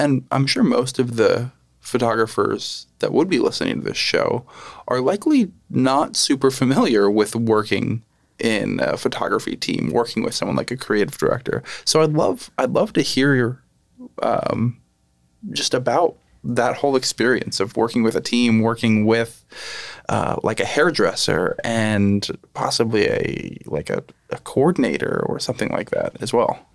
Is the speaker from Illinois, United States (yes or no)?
no; Lehigh Valley, Pennsylvania, United States; also born or lived in New York; I, I grew up here in the Lehigh Valley